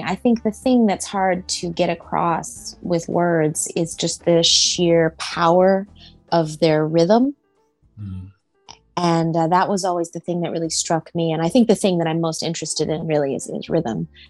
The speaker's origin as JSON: {"language": "English", "town": "Norman", "region": "Oklahoma", "country": "United States", "tie": "born or raised there", "also_born_or_lived": "Texas / Iowa / New York", "said": "I'm from Norman, Oklahoma, and I'm an only child."}